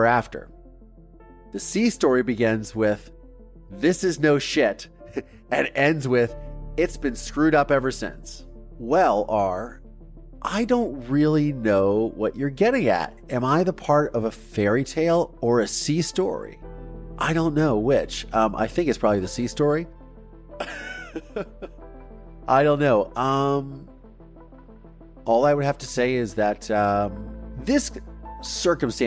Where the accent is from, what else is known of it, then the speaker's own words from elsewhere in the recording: Mansfield, Ohio, United States; moved away; Mansfield, Ohio, as you know from maybe last week's episode, and which is my hometown, where I'm from